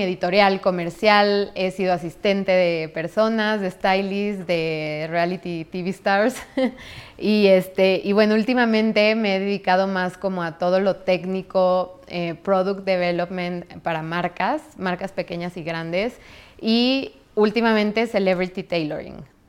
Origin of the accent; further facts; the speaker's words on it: San Luis Potosí, Mexico; moved away as an adult; also born or lived in Mexico City, Mexico; now in New York, United States; yo llegué de San Luis, yo soy de San Luis